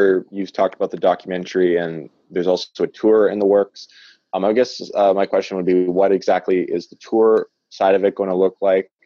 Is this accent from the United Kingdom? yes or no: no; Manitoba, Canada; I'm from Canada. Manitoba